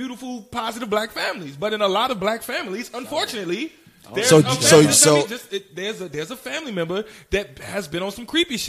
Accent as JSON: {"language": "English", "town": "Chicago", "region": "Illinois", "country": "United States", "said": "I'm from Chicago, and since I've grown up knowing that he's always been a creep."}